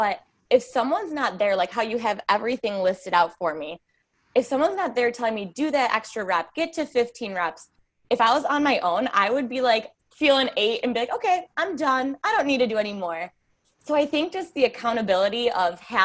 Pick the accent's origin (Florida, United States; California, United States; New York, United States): New York, United States; I'm from New York. So I'm from the United States